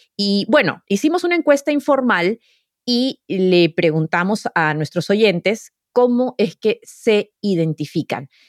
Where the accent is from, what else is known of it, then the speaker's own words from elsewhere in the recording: Lima, Peru; moved away; yo crecí en Lima